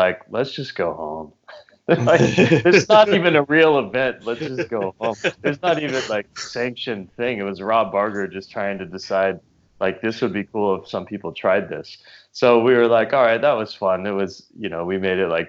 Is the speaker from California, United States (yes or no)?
no; Louisiana, United States; also born or lived in New Mexico; now in New York, United States; I grew up in Louisiana, spent some time in New Mexico, and then moved to New York about 10 years ago